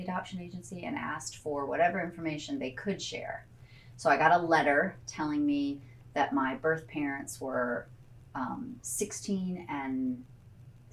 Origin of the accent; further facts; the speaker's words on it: Chicago area, Illinois, United States; also born or lived in Evanston, Illinois / Glen Ellyn, Illinois / Washington, D.C. area / Winnetka, Illinois; when my parents adopted me, we lived in a town called Glen Ellen, which I think is about an hour outside of Chicago West. When we moved to the DC area until I was 10, and then we went back to the Chicago area, and we were in Winnetka.